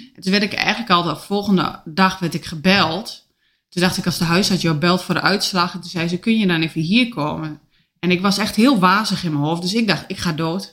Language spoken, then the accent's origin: Dutch; Enschede, Overijssel, Netherlands; now in Oldenzaal, Netherlands; Ik kom uit Enschede